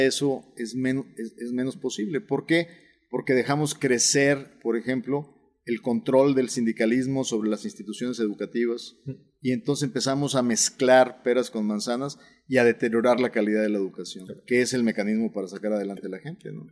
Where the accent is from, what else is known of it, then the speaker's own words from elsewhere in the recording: Nuevo León, Mexico; Nosotros somos regios, orgullosamente regios, orgullosamente neoloneses, pero también somos orgullosamente mexicanos